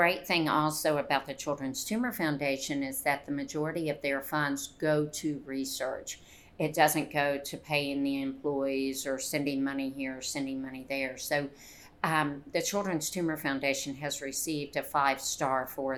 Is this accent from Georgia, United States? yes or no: yes; Conyers, Georgia, United States; I grew up right outside of Atlanta, Conyers, Georgia, which was a very, very, very small town